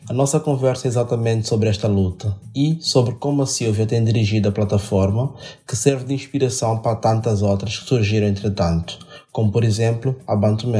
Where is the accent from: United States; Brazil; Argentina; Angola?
Angola; now in Portugal; eu sou angolano e nós de Angola temos uma herança brasileira grande